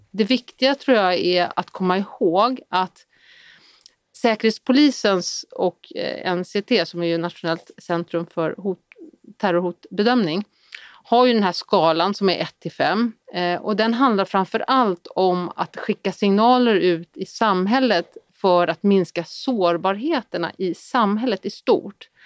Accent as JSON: {"language": "Swedish", "country": "Sweden", "said": "vi är otroligt många svenskar"}